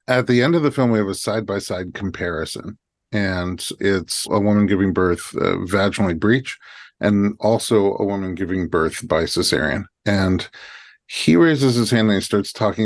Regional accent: New York, United States; now in Los Angeles, United States; former New Yorker

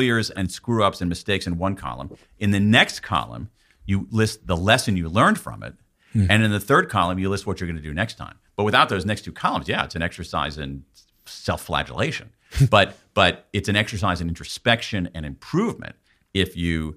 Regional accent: United States; I was born in America after World War II

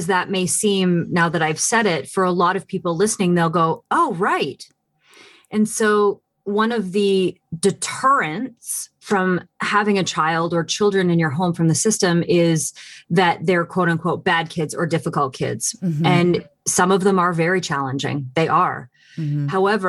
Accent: Canada; I'm Canadian.

